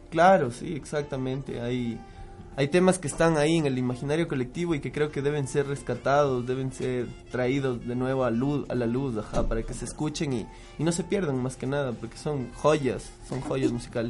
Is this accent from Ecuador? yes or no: yes; Ecuador; los tres somos ecuatorianos